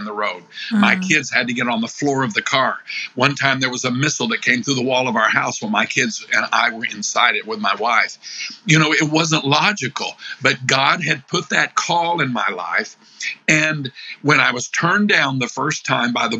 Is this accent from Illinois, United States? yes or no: yes; Illinois, United States; I'm from Illinois